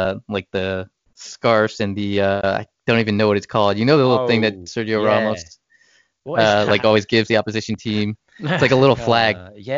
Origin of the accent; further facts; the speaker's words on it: New Jersey, United States; now in Texas, United States; I grew up in New Jersey